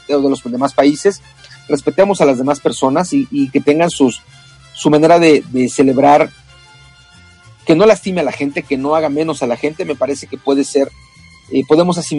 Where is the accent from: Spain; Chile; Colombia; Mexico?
Mexico; en mi caso, ¿no? Que soy, soy nacido en México, pero estoy aprendiendo a amar otra